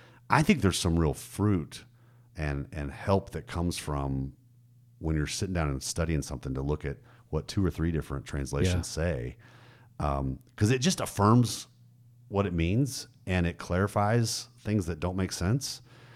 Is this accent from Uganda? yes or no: no; Germany; Like, I grew up in Germany.